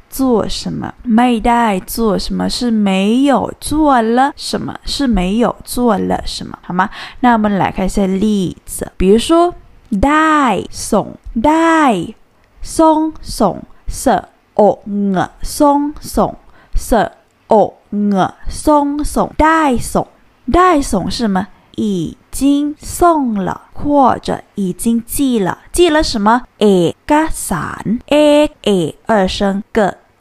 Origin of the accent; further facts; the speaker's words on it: Thailand; 我们泰国人是 Kin啊